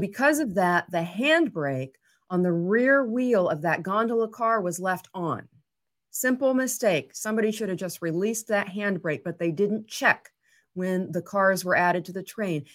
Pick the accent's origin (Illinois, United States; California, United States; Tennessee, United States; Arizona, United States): Tennessee, United States; Waverly; moved away as an adult; also born or lived in Nashville area; now in Nashville, United States; Waverly, Tennessee, which is my hometown